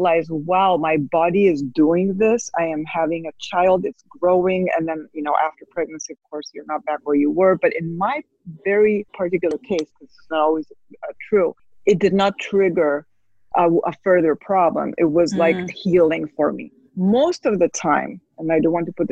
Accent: Spain; I was raised in Spain

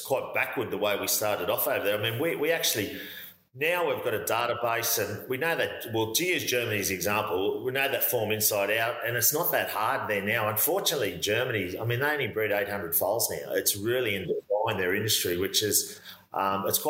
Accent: Newcastle, New South Wales, Australia; as I got sort of teenage years, I was never far from Broadmeadow Racecourse

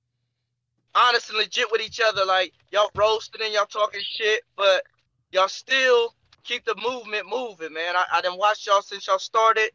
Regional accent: Columbus, Ohio, United States; I'm from Columbus, Ohio

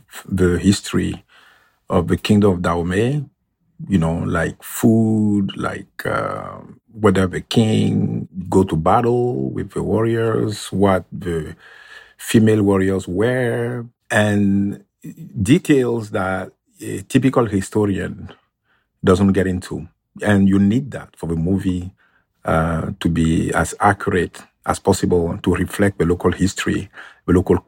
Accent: Benin; English is a second language; So first of all, one of the training centers of Amazons was actually about 1 mile from my hometown.

